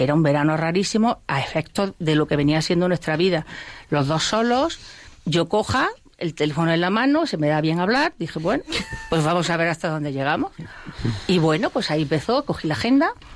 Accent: Spain; yo soy española

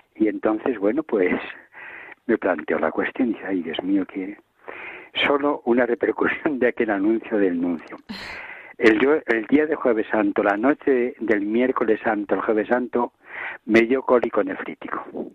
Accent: Villanueva del Campillo, Castile and León, Spain; moved away as an adult; also born or lived in Arenas de San Pedro / Ávila; now in Valladolid, Spain; Yo he nacido en una familia profundamente católica de mi pueblo que es Villanueva del Campillo

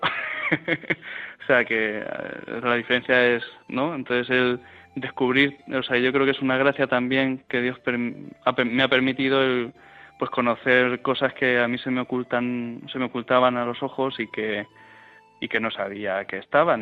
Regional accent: Fuente el Fresno, Castilla-La Mancha, Spain; also born or lived in Madrid; aquí en nuestro pueblo, en Frente Fresno

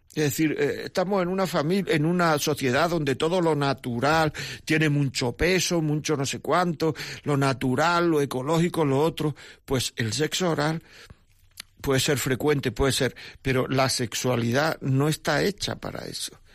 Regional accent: Granada, Andalusia, Spain; yo soy de Granada

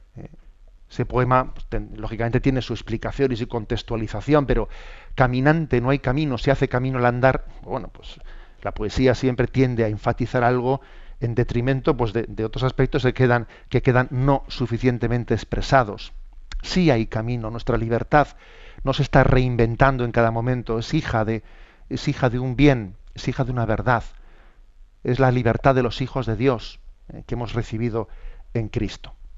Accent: San Sebastián, Basque Country, Spain; soy obispo de San Sebastián y que hablando desde mi, desde mi tierra

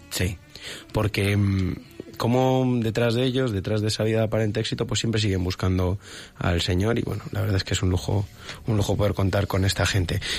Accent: Madrid, Community of Madrid, Spain; Yo soy de Madrid

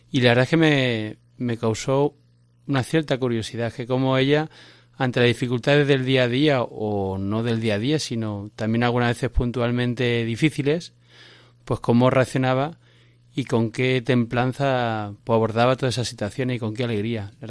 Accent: Cáceres, Extremadura, Spain; Pues soy de Cáceres.

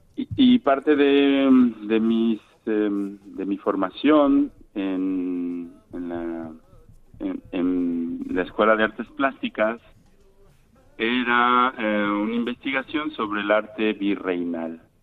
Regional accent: Mexico; moved away as an adult; now in Morocco

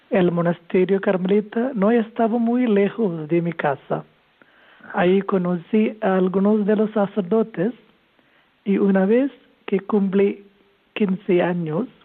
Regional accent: Kerala, India; now in Tarragona, Spain; Sí, soy de la India, soy de Kerala

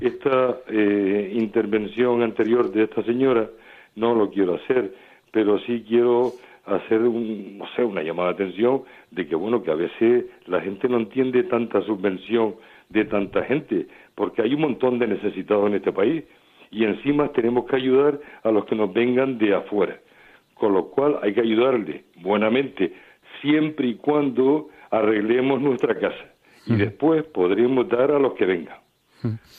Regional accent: Canary Islands, Spain; en mi tierra

